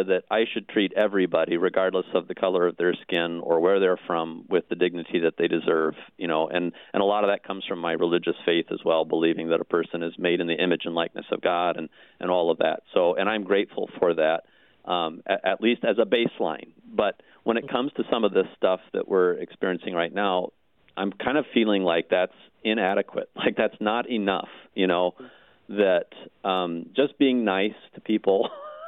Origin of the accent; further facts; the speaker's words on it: Iowa, United States; The town I grew up in, Iowa, was a little bit bigger